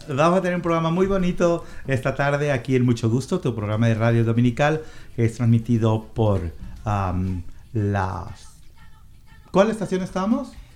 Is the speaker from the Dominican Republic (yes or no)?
no; Mexico; now in Seattle, United States; en mi país, que es México